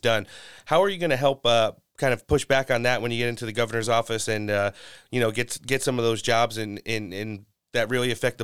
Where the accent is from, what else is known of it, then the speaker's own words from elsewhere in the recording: New Jersey, United States; also born or lived in New York City / Philadelphia; I grew up in the tri-state area. I'm originally from New Jersey.